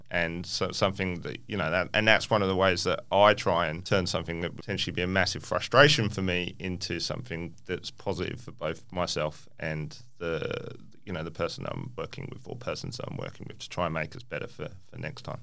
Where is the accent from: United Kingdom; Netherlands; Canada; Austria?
United Kingdom; England; now in Perth, Australia; I grew up in England